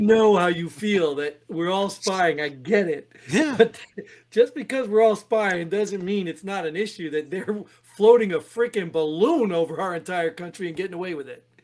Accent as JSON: {"language": "English", "region": "New Jersey", "country": "United States", "tie": "born or raised there", "said": "I grew up in Jersey."}